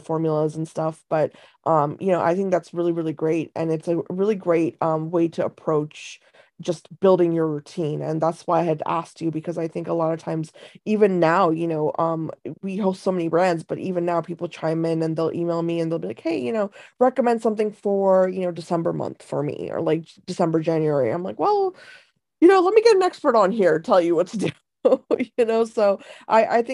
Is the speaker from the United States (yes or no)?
no; India; moved away; I was born in India, and I grew up with like kind of a lot of the Eastern traditions